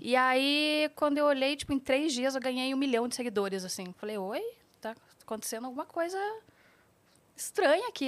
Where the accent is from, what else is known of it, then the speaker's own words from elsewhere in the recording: Curitiba, Paraná, Brazil; eu sou de Curitiba